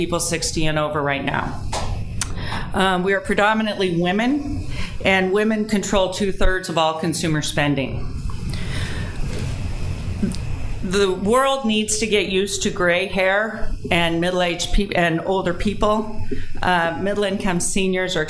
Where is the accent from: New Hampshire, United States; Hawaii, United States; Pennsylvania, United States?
Pennsylvania, United States; Delaware County, outside Philadelphia; also born or lived in Southern California; I live in my hometown.